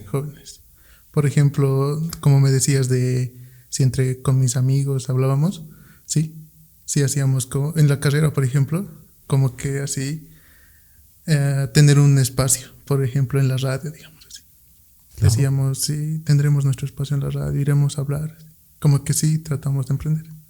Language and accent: Spanish; Potosí, Bolivia; moved away; Yo en Potosí, yo soy de Potosí